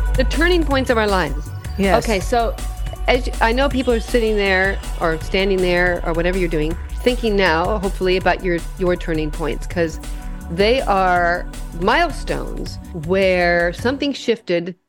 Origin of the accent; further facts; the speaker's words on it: Western Nebraska, United States; I grew up in Western Nebraska in a little cow town of 5,000 people